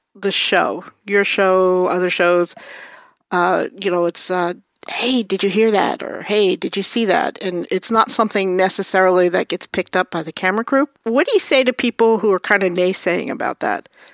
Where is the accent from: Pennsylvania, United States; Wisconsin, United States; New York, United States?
New York, United States; New York City; I grew up in Brooklyn.